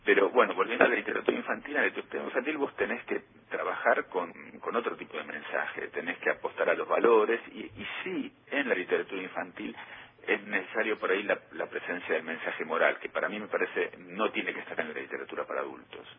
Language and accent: Spanish; Buenos Aires, Argentina; visitar el barrio en donde me crié, en Pompeya